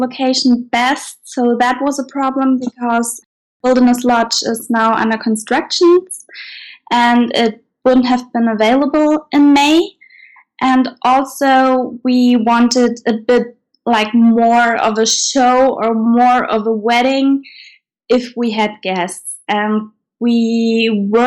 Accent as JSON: {"language": "English", "country": "Germany", "said": "we are from Germany"}